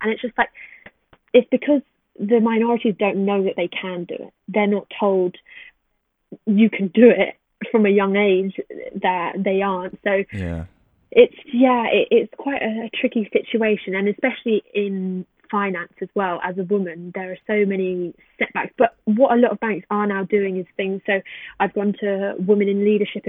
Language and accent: English; England, United Kingdom; as soon as they hear me speak, the attitude changes towards me completely when I tell them that I'm from Brighton or from London.